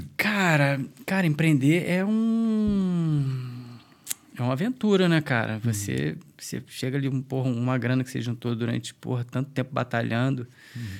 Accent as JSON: {"language": "Portuguese", "town": "Niterói", "region": "Rio de Janeiro", "country": "Brazil", "moved": "as an adult", "lives_now": "Dublin, Ireland", "said": "a gente é de Niterói"}